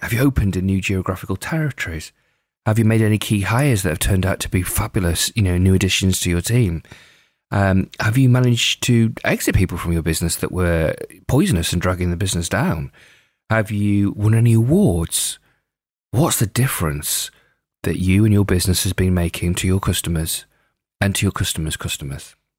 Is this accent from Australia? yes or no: no; Lake District, North West England, United Kingdom; growing up in the Lake District in the UK